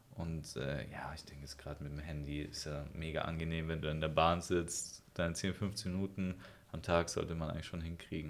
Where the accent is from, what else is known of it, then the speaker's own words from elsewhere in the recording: Germany; als Europäer oder als Deutsche